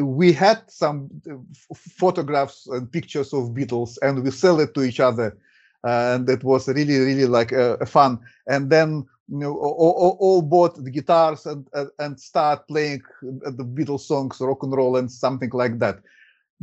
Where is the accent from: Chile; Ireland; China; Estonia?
Estonia; first language Russian; English is a second language; moved away; also born or lived in Russia / Germany / Colombia / United States; I was born in Estonia